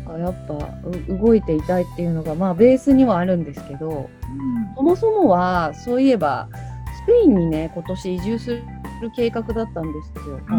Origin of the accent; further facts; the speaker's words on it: Aizu, Fukushima, Japan; moved away; 私も小さい頃会津の山の中で育った